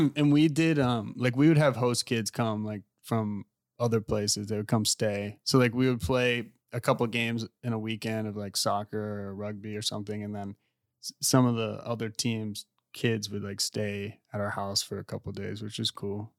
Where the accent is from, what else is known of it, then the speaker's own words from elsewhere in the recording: United States; also born or lived in England; being American